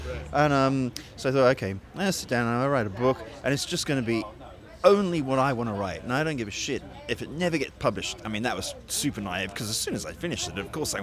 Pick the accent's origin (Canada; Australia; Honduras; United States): Australia; Sydney, New South Wales; moved away as an adult; also born or lived in England / United Kingdom; So I was born in England, and then we immigrated to Australia when I was about 6, and I stayed in Australia till I was about 19.